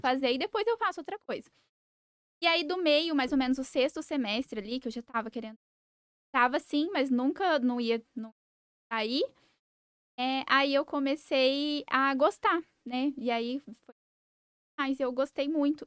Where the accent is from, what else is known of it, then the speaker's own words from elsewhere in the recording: Sidrolândia, Mato Grosso do Sul, Brazil; also born or lived in Campo Grande; Eu nasci, fui criada em Cidrolândia.